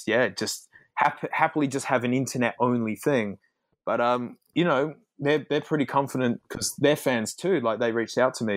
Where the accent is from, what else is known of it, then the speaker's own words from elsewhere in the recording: Australia; as an Australian